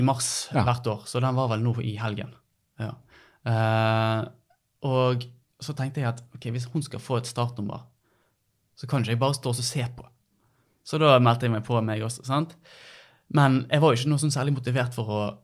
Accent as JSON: {"language": "Norwegian", "town": "Bergen", "region": "Vestland", "country": "Norway", "tie": "born or raised there", "said": "født og oppvokst på eh, Kalfaret, rett overfor Hansaparken."}